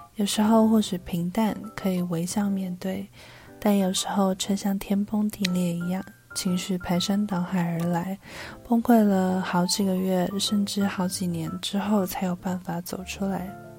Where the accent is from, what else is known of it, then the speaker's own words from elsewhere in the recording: Taipei, Taiwan; 一个土生土长却常常被误认为是不会讲中文的台北人